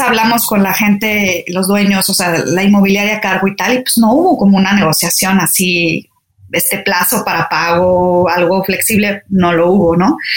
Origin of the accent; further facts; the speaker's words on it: Saltillo, Coahuila, Mexico; moved away as an adult; also born or lived in Torreón, Coahuila / Mexico City / France; Nací en Torreón, Coahuila, pero crecí en Saltillo, Coahuila. Entonces soy norteña.